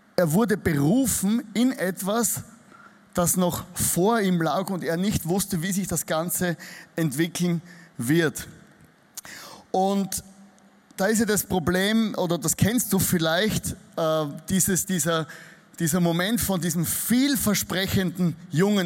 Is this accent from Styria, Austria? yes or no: yes; Styria, Austria; accent: Austrian dialect; also born or lived in Vienna; ich komme nicht aus Wien, ich komme aus der Steiermark. Das ist so das Bayern von Österreich. Also wenn ihr mich nicht versteht, dann liegt es daran nicht, dass du nicht gut hörst, sondern ich spreche einen österreichischen Dialekt